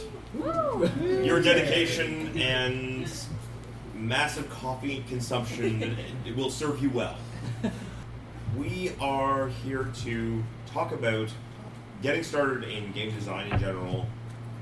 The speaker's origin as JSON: {"language": "English", "country": "Canada", "said": "I'm a Canadian game designer."}